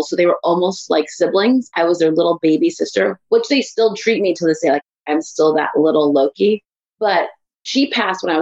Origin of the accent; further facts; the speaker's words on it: Santa Maria, California, United States; also born or lived in East Palo Alto; So I was born in the Bay Area in East Palo Alto, California.